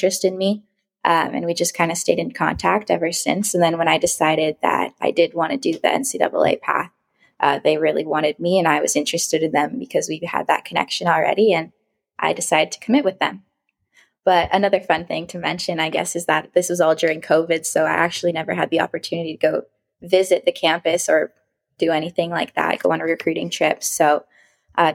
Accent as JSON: {"language": "English", "town": "Cambridge", "region": "Ontario", "country": "Canada", "also_born_or_lived": "Nebraska", "moved": "as an adult", "said": "I am from Cambridge, Ontario"}